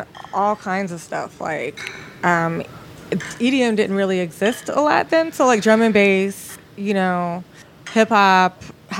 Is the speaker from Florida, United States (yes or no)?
yes; Tampa, Florida, United States; now in Atlanta, United States; I grew up in Tampa, Florida.